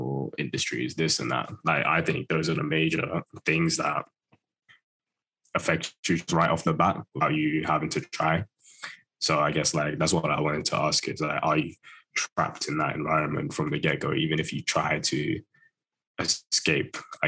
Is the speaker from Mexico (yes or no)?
no; United Kingdom; Close to London, close to London. I've got to be careful about saying if I'm from London these days, people call me out.